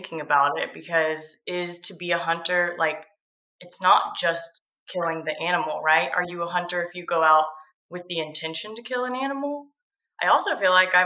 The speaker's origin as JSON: {"language": "English", "region": "Georgia coast", "country": "United States", "tie": "born or raised there", "said": "I grew up on the Georgia coast"}